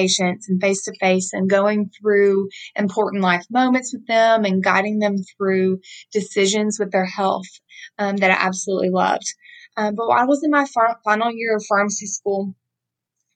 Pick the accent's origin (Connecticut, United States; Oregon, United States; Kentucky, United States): Kentucky, United States; Hopkinsville; now in Nashville, United States; growing up in Hopkinsville, I did work in a small pharmacy just as the cashier